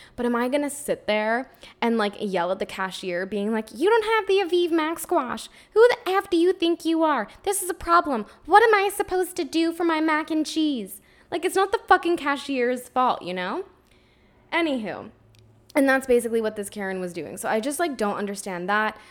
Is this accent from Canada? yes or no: yes; Ontario, Canada; now in Quebec, Canada; I'm from Ontario originally